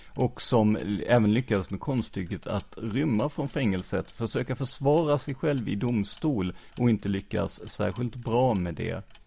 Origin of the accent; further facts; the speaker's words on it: Rödeby, Blekinge, Sweden; also born or lived in Karlskrona; jag är ju uppvuxen i, i Rödeby